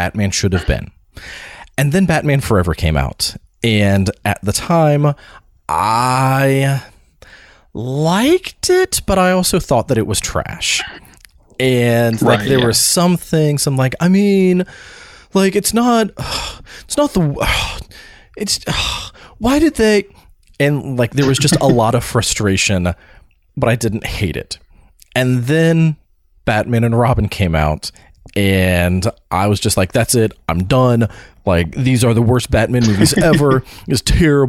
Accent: Florida, United States; when I was growing up in Florida

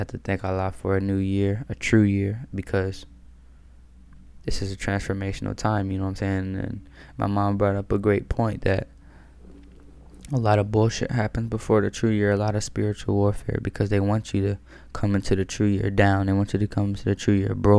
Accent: Maryland, United States; I'm from Maryland.

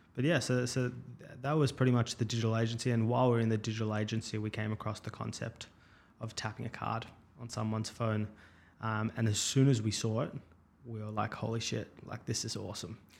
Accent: Melbourne, Victoria, Australia; I grew up in Melbourne, um, out in Caulfield.

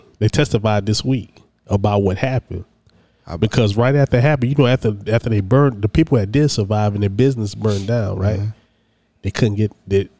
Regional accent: Midwest, United States; moved away; I grew up in the Midwest.

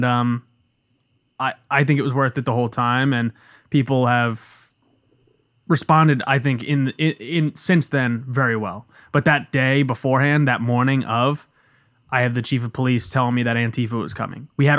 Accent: Bayonne, New Jersey, United States; born there; Bayonne. I was born in Bayonne.

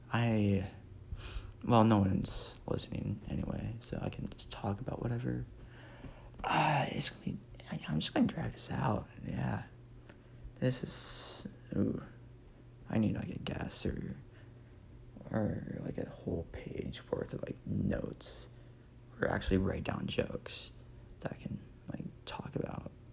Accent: Nebraska, United States; I'm from Nebraska. Well, still live there

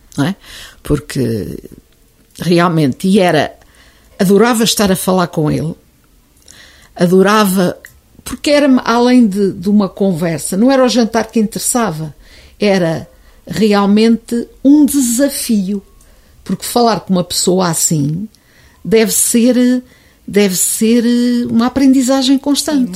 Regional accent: Oliveira do Hospital, Centro, Portugal; sou oliveirense de gema clara e casca

